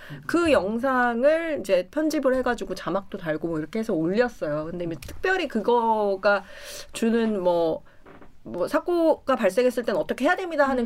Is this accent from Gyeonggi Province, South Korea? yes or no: no; Cheongju, North Chungcheong, South Korea; 저 청주 출신인데